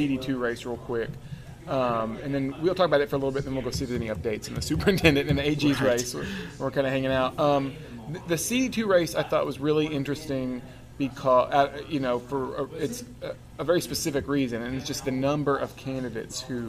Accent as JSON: {"language": "English", "town": "Tahlequah", "region": "Oklahoma", "country": "United States", "said": "I'm from Tahlequah"}